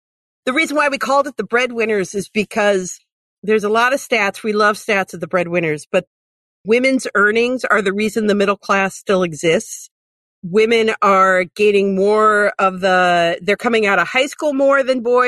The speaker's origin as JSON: {"language": "English", "town": "North Ridgeville", "region": "Ohio", "country": "United States", "tie": "born or raised there", "said": "I grew up in North Ridgeville, up in Lorain County"}